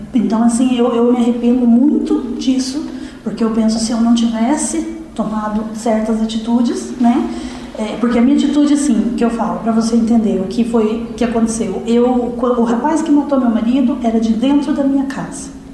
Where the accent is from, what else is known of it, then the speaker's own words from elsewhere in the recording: Curitiba, Paraná, Brazil; also born or lived in Ponta Grossa; now in Piraquara, Brazil; Sou natural de Curitiba, mas eu morava em Ponta Grossa